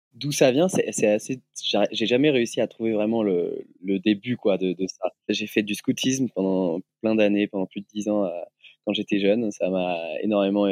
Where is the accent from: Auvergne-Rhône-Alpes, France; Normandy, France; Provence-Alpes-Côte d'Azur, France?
Auvergne-Rhône-Alpes, France; Lyon; Je suis originaire de Lyon